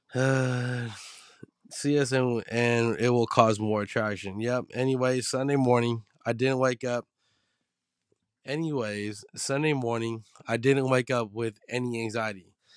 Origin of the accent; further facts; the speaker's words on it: San Francisco, California, United States; me growing up in the Baby Hunters point